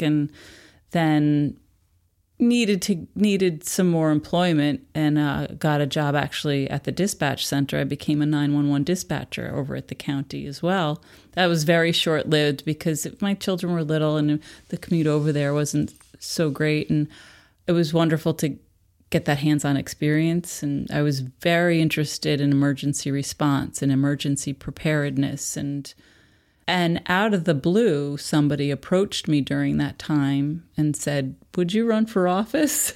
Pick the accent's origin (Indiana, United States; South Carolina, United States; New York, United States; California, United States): New York, United States; Philipstown; born or raised there